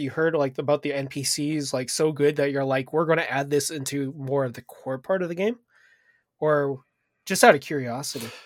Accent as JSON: {"language": "English", "country": "Canada", "said": "as a Canadian"}